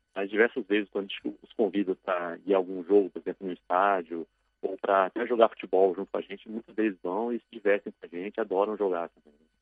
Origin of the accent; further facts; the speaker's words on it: Brasília, Federal District, Brazil; moved away as an adult; now in São Paulo, Brazil; eu comecei a minha carreira na cidade de Brasília, que é a minha cidade natal